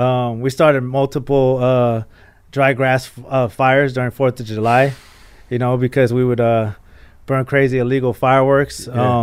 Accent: Mexico; moved away; also born or lived in Rosemead, California; but I still was Mexican, you know, but I was born in Mexico, and everything in my household was very much so traditionally Mexican.

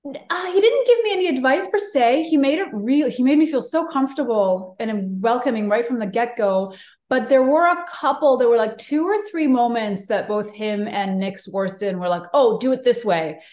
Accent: Israel; moved away; also born or lived in New York; I grew up in Israel for most of my childhood

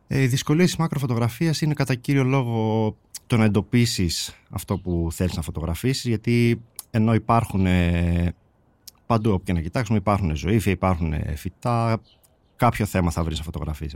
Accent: Servia, Western Macedonia, Greece; also born or lived in Polyrracho, Kozani; η καταγωγή μου είναι από το Πολύραχο Κοζάνη και μεγάλωσα στα Σέρβια κοζάνη.

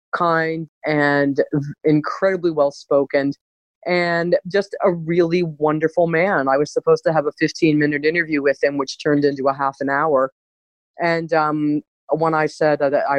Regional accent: Cleveland, Ohio, United States; moved away as an adult; also born or lived in United Kingdom; now in Canada; I grew up in Cleveland.

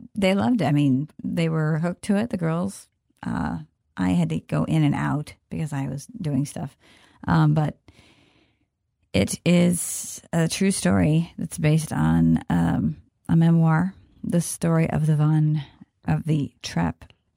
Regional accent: Kansas, United States; I'm from Kansas

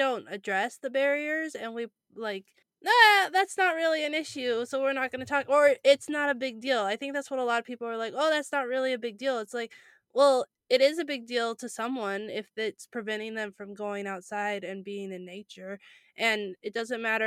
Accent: California, United States; I grew up in California

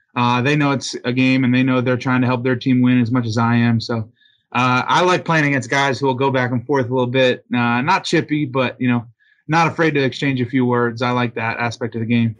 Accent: Delaware, United States; moved away; Autism Delaware, uh, is a great organization in my hometown

